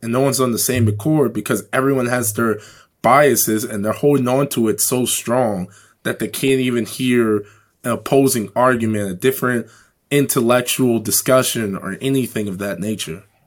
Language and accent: English; Chicago, Illinois, United States; growing up in Chicago